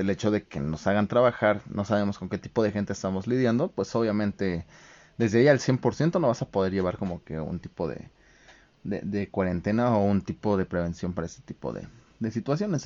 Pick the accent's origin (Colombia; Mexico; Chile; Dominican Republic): Mexico; como mexicanos